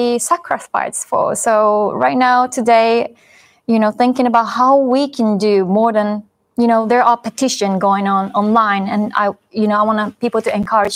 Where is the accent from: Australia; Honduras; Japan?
Japan; myself growing up in Japan